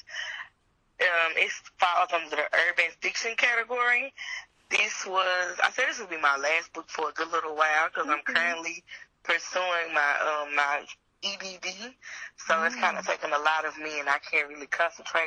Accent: Lancaster, Texas, United States; I am from Lancaster, Texas. That's a suburb outside of DFW.

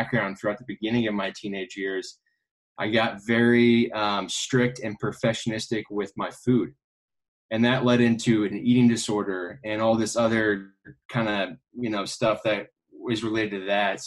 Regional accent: Kansas City, United States; I grew up in Kansas City

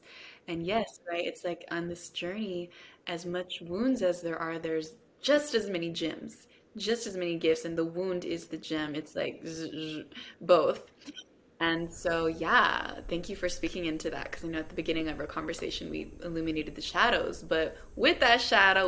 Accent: Los Angeles, California, United States; I grew up in East

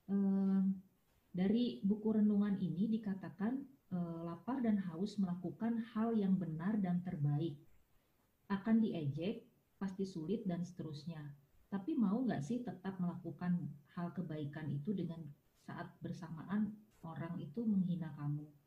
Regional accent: Java, Indonesia; kalau orang Jawa aku tuh Jawa banget tuh

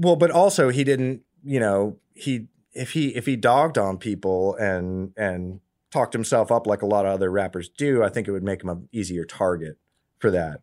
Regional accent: Washington, District of Columbia, United States; now in Austin, United States; I'm from D C. I'm from the East Coast.

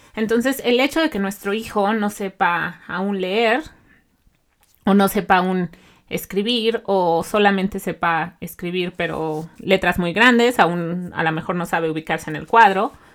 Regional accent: Mexico; now in Canada; yo soy mexicana

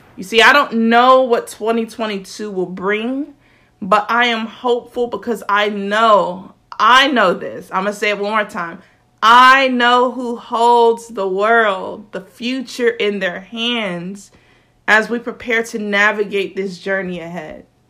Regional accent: South Florida, United States; I'm from South Florida, so my grammar is a little bit different

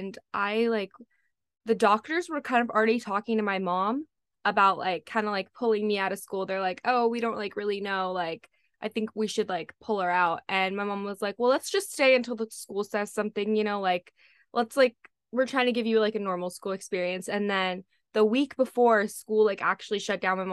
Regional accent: California, United States; I'm from California.

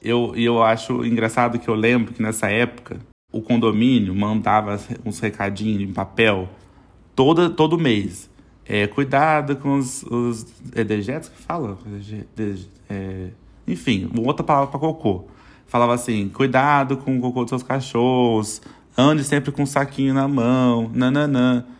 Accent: São José dos Campos, São Paulo, Brazil; a gente morava em São José dos Campos, né? Sou de São José

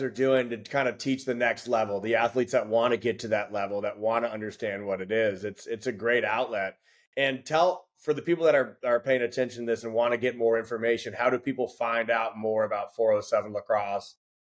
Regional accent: Winter Park, Florida, United States; I'm born and raised in Winter Park, play here, coach now for 11 years.

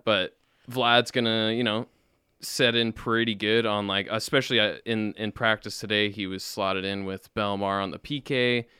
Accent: Winnipeg, Manitoba, Canada; That's my hometown. I was born in Winnipeg.

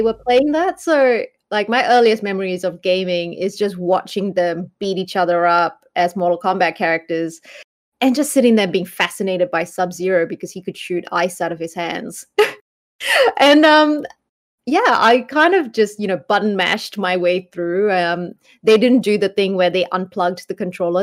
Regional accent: Malaysia; now in New Zealand; I grew up in Malaysia

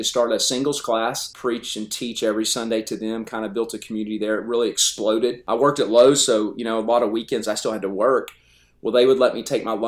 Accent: North Texas, United States; moved away as an adult; also born or lived in Northwest Indiana / Milton, Pennsylvania; now in Eufaula, United States; I grew up in North Texas at a great church there

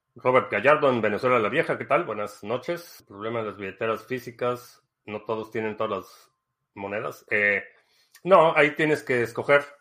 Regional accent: Mexico; crecí en México

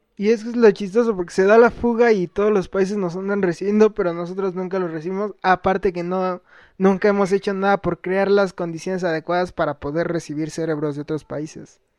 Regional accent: Mexico; yo sí me siento mexicano, pero más que nada porque nací aquí.

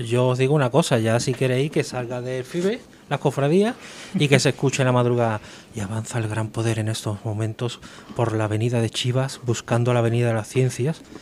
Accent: Seville, Andalusia, Spain

